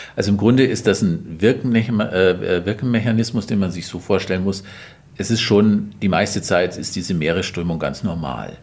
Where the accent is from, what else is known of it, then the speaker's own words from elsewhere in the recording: Allgäu, Bavaria, Germany; ich komme aus dem Allgäu und da bin ich aus meiner Kindheit viel Schnee gewohnt